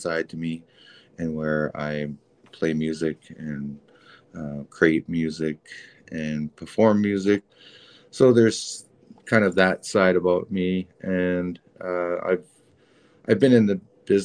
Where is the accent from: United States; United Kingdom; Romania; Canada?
Canada; I'm a Canadian dude with an American first name, a French last name, and I'm indigenous